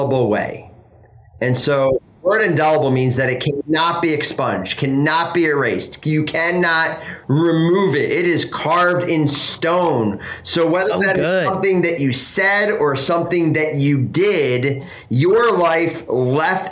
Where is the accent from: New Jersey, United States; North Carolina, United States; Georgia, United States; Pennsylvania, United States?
Pennsylvania, United States; Philadelphia; moved away; I grew up in Philly. I'm an East Coast guy.